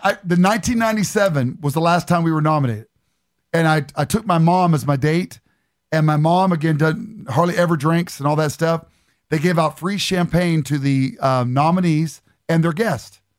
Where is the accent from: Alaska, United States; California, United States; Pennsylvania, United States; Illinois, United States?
Pennsylvania, United States; Beaver Falls; I grew up in, uh, in Beaver Falls, Pennsylvania, right outside of Pittsburgh